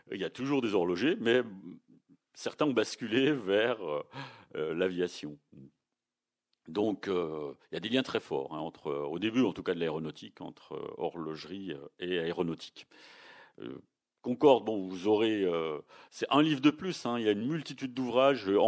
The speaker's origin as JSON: {"language": "French", "town": "Toulouse", "region": "Occitania", "country": "France", "said": "même si on est toulousain, il faut reconnaître que c'est le Tupolev 144 à chaque fois qui a été le premier."}